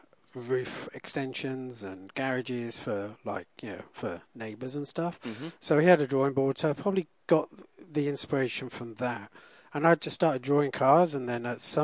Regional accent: United Kingdom; I'm from Britain.

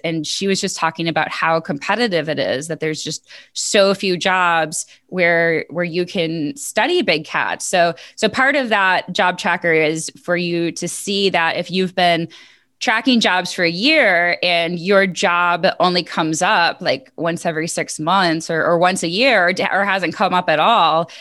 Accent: New York, United States; moved away as an adult; also born or lived in Buffalo / Missouri; now in North Carolina, United States; I grew up in New York

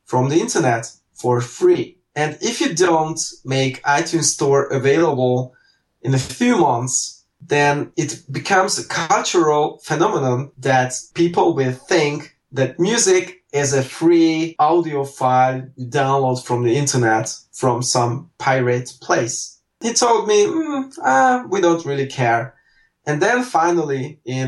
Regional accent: Hungary; I live and work and born and raised in Hungary

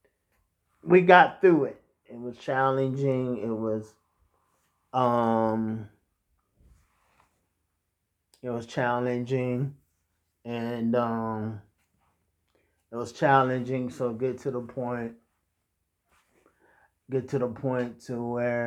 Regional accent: Martinsburg, West Virginia, United States; my hometown, yes, which was Martinsburg

